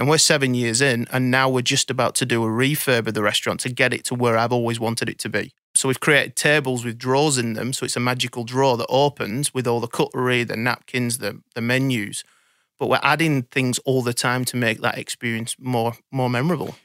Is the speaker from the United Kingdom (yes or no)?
yes; Blackburn, North West England, United Kingdom; now in Sydney, Australia; I was brought up in Blackburn in, in the U K